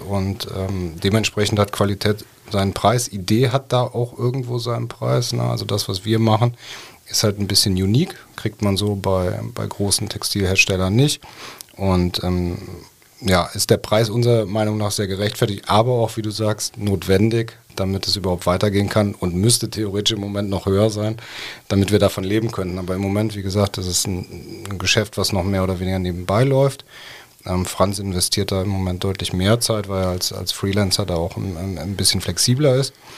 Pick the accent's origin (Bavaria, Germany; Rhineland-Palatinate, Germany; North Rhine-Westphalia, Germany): North Rhine-Westphalia, Germany; Cologne; moved away as an adult; also born or lived in Munich; Ich als gebürtiger Kölner äh, hatte dann diesen Zuhausebezug